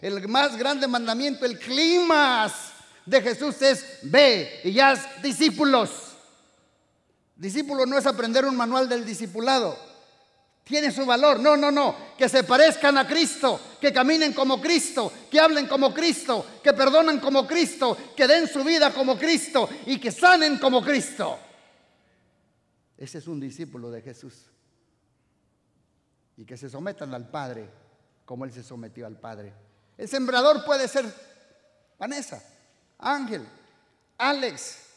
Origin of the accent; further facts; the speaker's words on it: Morelia, Michoacán, Mexico; moved away; Yo vengo de una iglesia hace 25 años, vinimos de México, ¿verdad? Más o menos. Estuvimos en una mega church. Yo vengo de Morelia, esa mega church.